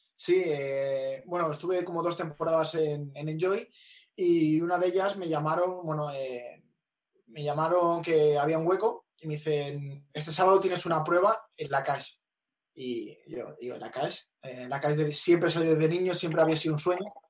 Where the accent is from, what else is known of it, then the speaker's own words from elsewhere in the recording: Vila-seca, Catalonia, Spain; las fiestas de las fiestas mayores de mi pueblo